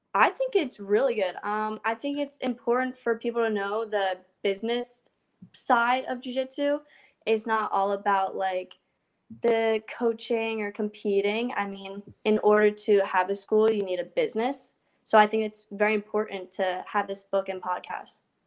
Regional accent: New Jersey, United States; I am from New Jersey

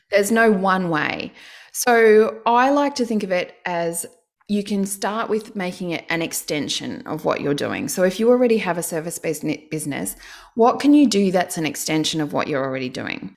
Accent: Canberra, Australian Capital Territory, Australia; I'm from Canberra, so all the Canberrans, they get public service jobs

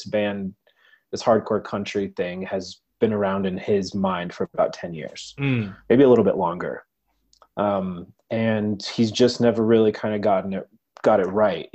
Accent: United States; also born or lived in Colorado / New Mexico; growing up in Colorado and in New Mexico

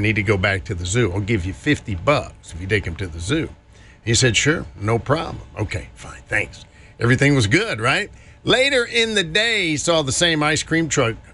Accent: Greensboro, North Carolina, United States; my hometown of Greensboro

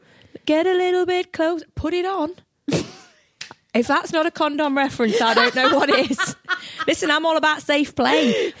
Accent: Midlands, United Kingdom; I'm from the Midlands and it was only when I started gigging up here

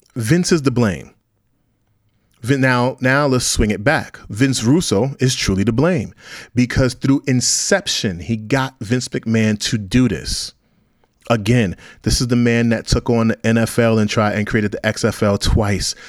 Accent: New York City, New York, United States; I'm from Brownsville, Brooklyn, New York

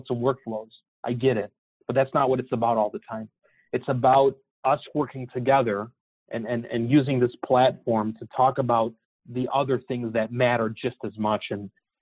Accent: Chicago, Illinois, United States; I'm from Chicago

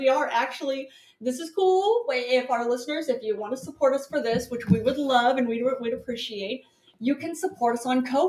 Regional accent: Northeast, United States; We're from the Northeast.

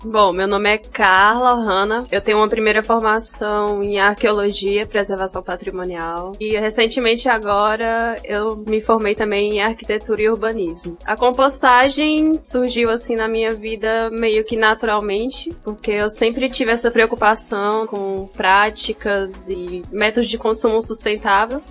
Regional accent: São Raimundo Nonato, Piauí, Brazil; also born or lived in Brasília; Eu nasci em Brasília. E com 10 anos de idade eu voltei para São Raimundo

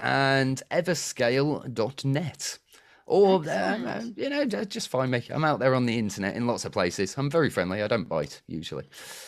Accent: United Kingdom; I'm too British.

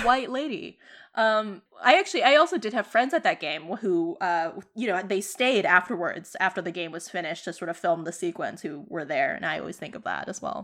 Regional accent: Boston, Massachusetts, United States; us growing up in Boston

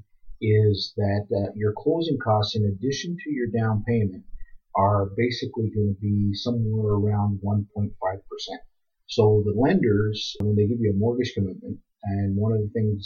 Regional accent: Canada; We're strong Canadian people

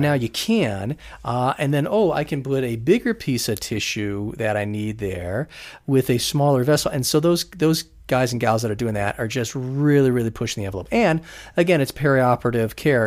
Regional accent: Las Vegas, Nevada, United States; growing up in Las Vegas

